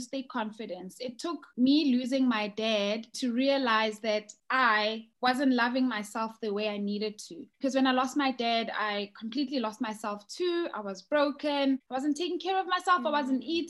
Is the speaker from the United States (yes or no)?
no; South Africa; moved away as an adult; now in United Kingdom; I'm originally from South Africa